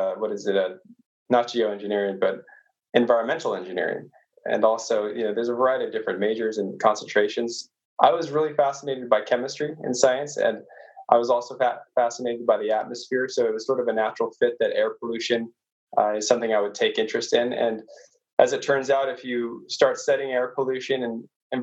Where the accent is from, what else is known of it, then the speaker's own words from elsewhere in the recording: Orange County, California, United States; I actually grew up in the city, sort of a suburb. I live in Orange County, which is one of the bigger counties in California